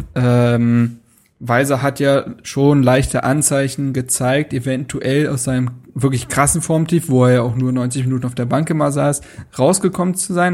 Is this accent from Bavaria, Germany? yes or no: no; Berlin, Germany; bei uns zu Hause in Berlin, bei meinen Eltern